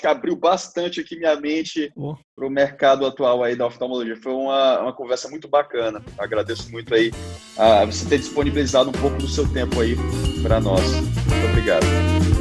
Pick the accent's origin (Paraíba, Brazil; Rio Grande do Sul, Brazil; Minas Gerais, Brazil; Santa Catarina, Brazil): Minas Gerais, Brazil; Juiz de Fora; accent: carioca do brejo; Eu também sou mineiro, não de BH com esse sotaque arrastado aí do, do Dr. João, mas sotaque mais carioca do brejo lá de Juiz de Fora